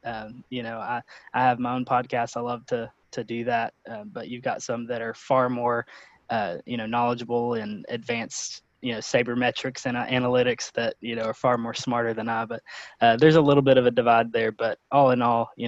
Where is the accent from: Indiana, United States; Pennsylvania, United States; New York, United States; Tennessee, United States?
Tennessee, United States; East; I grew up in East Tennessee, so, you know, Tennessee doesn't have an MLB team.